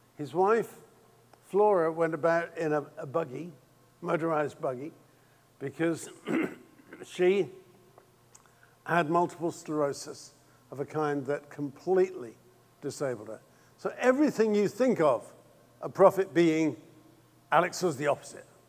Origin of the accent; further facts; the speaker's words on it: England, United Kingdom; being English